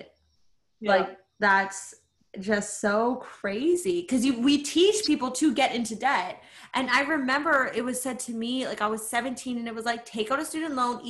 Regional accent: Canada; we're both Canadian

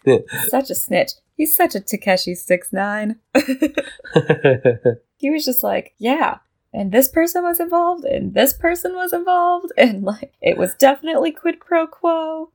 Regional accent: United States

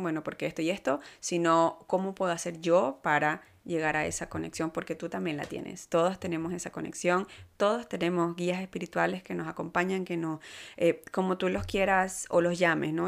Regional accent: Venezuela; moved away as an adult; now in Canada; yo soy de Venezuela y más latina no puedo ser. Eh, sin embargo, tengo nueve años ya aquí en Canadá

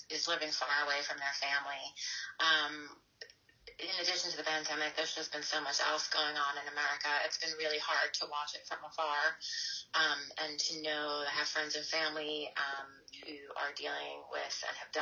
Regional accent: United States; moved away as an adult; also born or lived in New York; now in London, United Kingdom; my children are very British and I'm very American

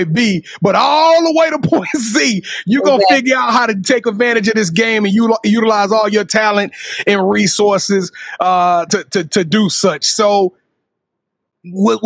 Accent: Louisiana, United States; I'm from Louisiana

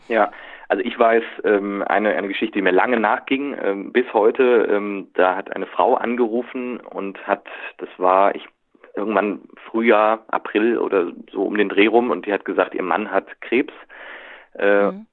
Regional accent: Cologne, North Rhine-Westphalia, Germany; also born or lived in Berlin; für uns als Kölner

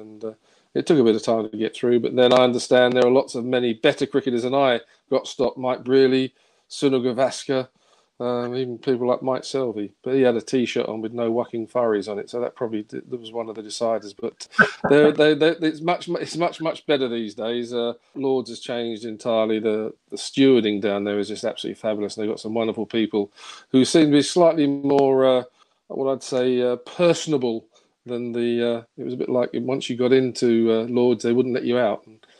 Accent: London, United Kingdom; also born or lived in Kingsbury, London; I was born in Kingsbury, actually, just down sort of the road, and then moved to Willesden, sort of the rough end near Harlesden.

